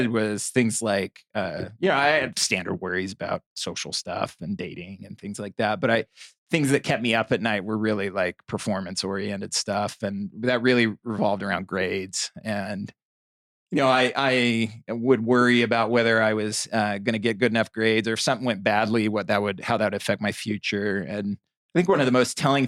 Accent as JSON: {"language": "English", "town": "Bountiful", "region": "Utah", "country": "United States", "tie": "born or raised there", "also_born_or_lived": "Provo, Utah", "said": "I grew up in Bountiful, Utah"}